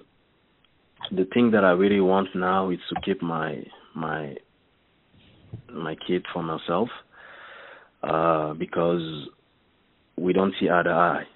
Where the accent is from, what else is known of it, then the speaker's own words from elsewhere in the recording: Montreal, Quebec, Canada; first language French; English is a second language; I'm from Canada, the French part of Canada, Montreal, so my English is not that good, but I think you understand me. I speak French. French is my first language.